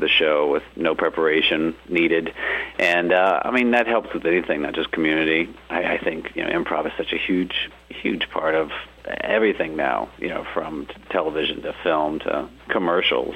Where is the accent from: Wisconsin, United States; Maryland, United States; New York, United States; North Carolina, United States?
North Carolina, United States; Charlotte; moved away as an adult; now in Los Angeles, United States; Originally from North Carolina. Grew up in Charlotte. Moved out to L.A. like around right after college.